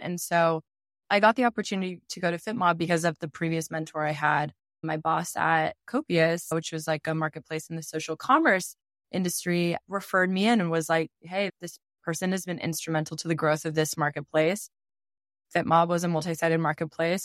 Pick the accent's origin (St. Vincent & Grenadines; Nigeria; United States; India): United States; outside of Portland, Oregon; my small town I grew up in outside of Portland, Oregon